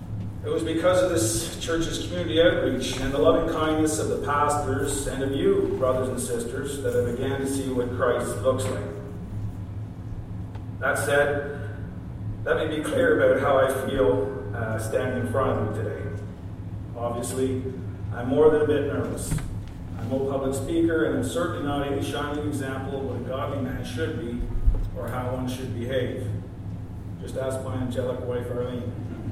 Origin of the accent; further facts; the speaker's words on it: Gore, Southland, New Zealand; I grew up right here in North Gore, had a good childhood, longed for nothing